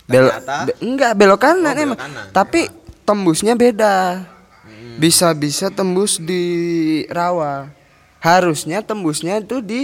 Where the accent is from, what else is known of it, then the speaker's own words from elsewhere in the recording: Klaten, Central Java, Indonesia; by the way kita juga dari Klaten ya